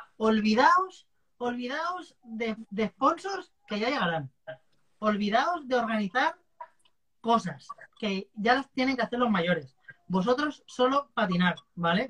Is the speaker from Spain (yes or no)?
yes; Valencia, Valencian Community, Spain; yo soy de Valencia